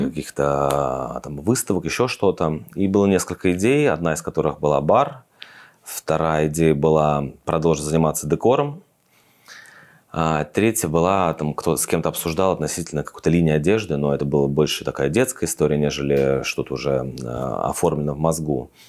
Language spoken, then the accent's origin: Russian; Russia; moved away as an adult; now in Tbilisi, Georgia; я из России